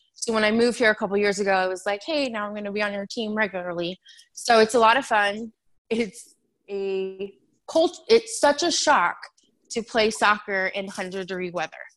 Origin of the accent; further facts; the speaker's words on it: San Diego, California, United States; moved away as an adult; also born or lived in Phoenix area, Arizona; now in Chandler, United States; I am from San Diego. I was born there.